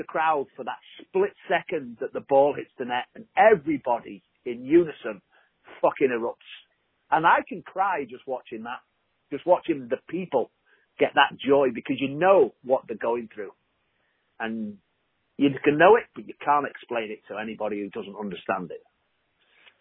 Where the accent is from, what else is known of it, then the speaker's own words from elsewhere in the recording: Liverpool, North West England, United Kingdom; moved away as an adult; now in United States; I'm as American now as I'm English. I've lived here nearly 25 years, and you know, I left when I was 25, so I'm literally as American. But I'll always feel that Liverpool is my spiritual home